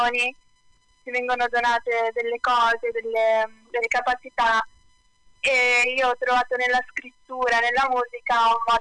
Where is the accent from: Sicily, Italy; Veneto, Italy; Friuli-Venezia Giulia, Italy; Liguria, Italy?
Liguria, Italy; Sanremo; io sono di Sanremo e sono cresciuta eh, qui a Sanremo